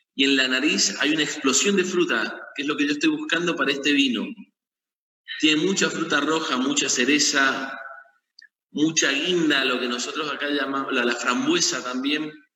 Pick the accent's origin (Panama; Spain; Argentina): Argentina; Mendoza; nací en Mendoza, he vivido en Mendoza toda mi vida